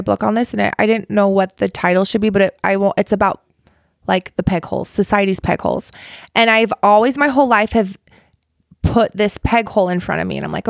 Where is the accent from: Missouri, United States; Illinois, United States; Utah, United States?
Utah, United States; Provo; Good old Provo. Okay. Still live in Provo.